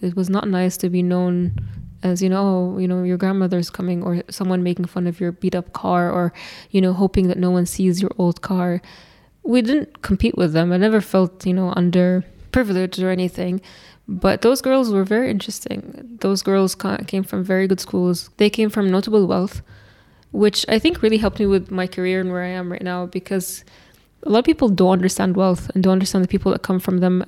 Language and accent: English; Eastern Province, Saudi Arabia; moved away as an adult; I am from Shargiyah, which is the eastern province in Saudi